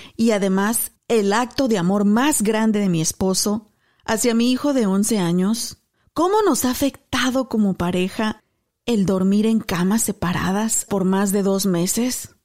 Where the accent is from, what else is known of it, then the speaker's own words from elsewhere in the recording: Apaseo el Alto, Guanajuato, Mexico; moved away as an adult; now in Texas, United States; Soy mexicana de nacimiento, originaria de Apasó, el Alto, Guanajuato, sí señor, radicando en Texas por más de 15 años